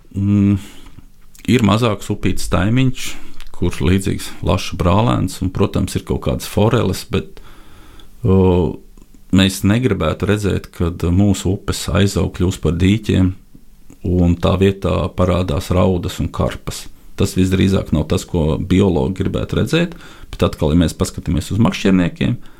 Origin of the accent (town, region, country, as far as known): Latvia